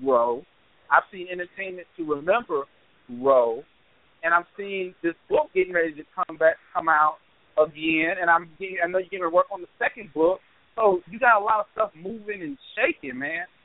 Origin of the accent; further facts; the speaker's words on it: Charleston, United States; when I was growing up in Charleston